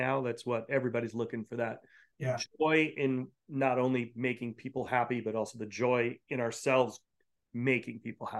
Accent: Rhode Island, United States; now in San Francisco, United States; being from New England and growing up in Rhode Island.

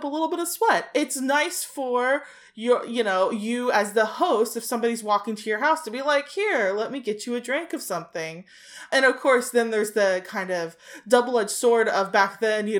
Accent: United States; I'm American

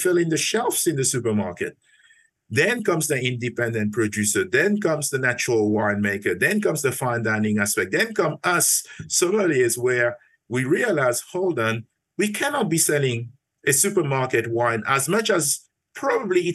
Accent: Mauritius; moved away; So my story started back in Mauritius. I'm originally from Mauritius. I was brought up in a family

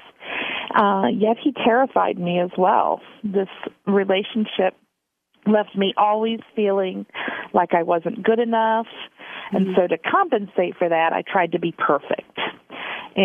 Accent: Kansas, United States; moved away as an adult; now in Indiana, United States; I grew up in Kansas, and I've lived in Indiana for almost

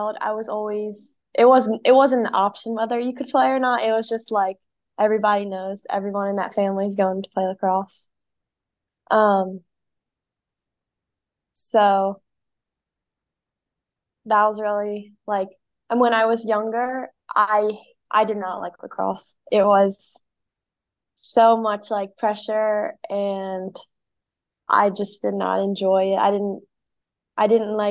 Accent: Bel Air, Maryland, United States; I grew up in Bel Air, Maryland

